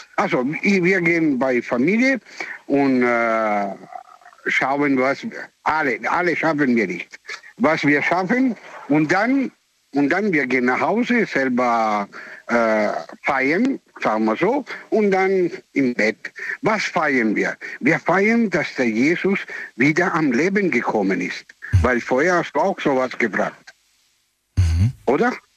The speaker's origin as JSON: {"language": "German", "country": "Italy", "second_language": "German", "moved": "yes", "said": "ich bin Italiener"}